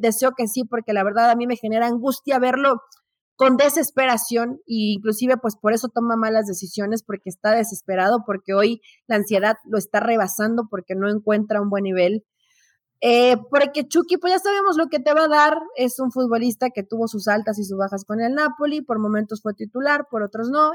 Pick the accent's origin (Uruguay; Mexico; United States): Mexico; así somos los mexicanos